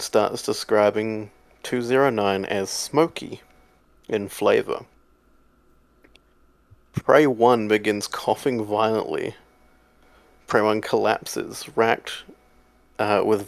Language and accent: English; Australia; I'm from Australia